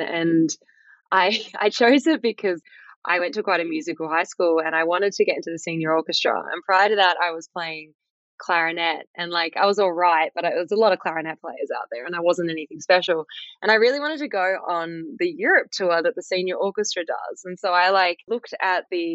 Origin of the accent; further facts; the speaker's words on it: Fremantle, Western Australia, Australia; I grew up in South Fremantle